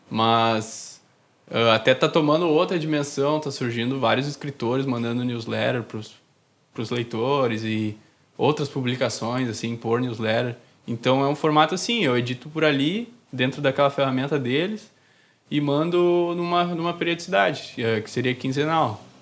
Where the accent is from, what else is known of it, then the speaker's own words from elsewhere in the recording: Novo Hamburgo, Rio Grande do Sul, Brazil; Sim, sou de Novo